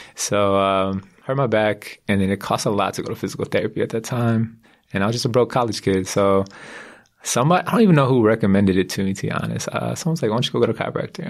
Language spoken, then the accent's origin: English; San Diego, California, United States; I'm from San Diego. I grew up in San Diego and went to San Diego State